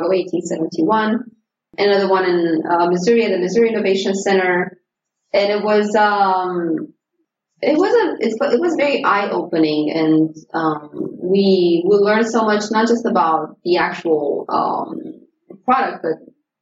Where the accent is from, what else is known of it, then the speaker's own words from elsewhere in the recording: Romania; moved away; I was from Romania